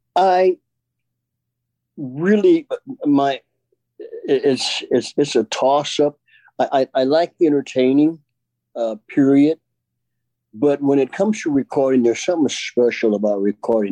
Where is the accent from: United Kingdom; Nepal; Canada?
United Kingdom; England; accent: English; doing it my English accent